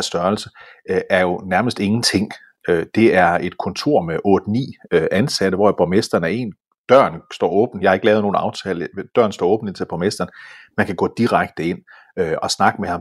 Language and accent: Danish; Denmark; jeg er dansker